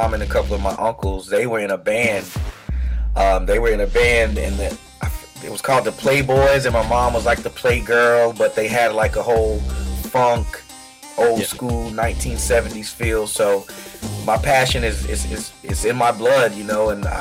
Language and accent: English; Washington, District of Columbia, United States; also born or lived in East Coast; now in Charleston, United States; I've been here in Charleston, South Carolina for about 2 years, but I was born in Washington, D.C.